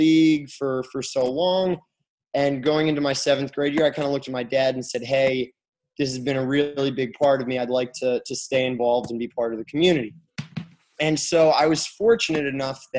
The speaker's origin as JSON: {"language": "English", "town": "Kalamazoo", "region": "Michigan", "country": "United States", "moved": "yes", "said": "I'm from Kalamazoo, Michigan, and my parents still live there"}